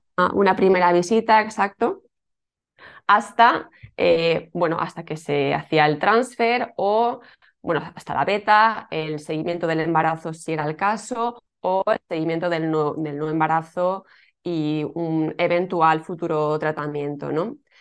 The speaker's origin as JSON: {"language": "Spanish", "town": "Alicante", "region": "Valencian Community", "country": "Spain", "moved": "yes", "lives_now": "Tarragona, Spain", "said": "yo soy de Alicante, eh, aunque ahora por circunstancias de la vida vivo en un pueblecito"}